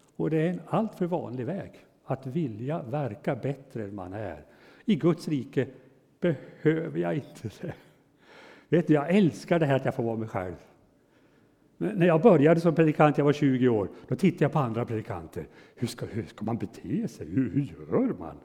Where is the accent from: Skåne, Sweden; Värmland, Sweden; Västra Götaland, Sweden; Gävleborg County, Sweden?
Gävleborg County, Sweden; Hudiksvall; hemma i Hudiksvall där jag är född och uppväxt i församlingen där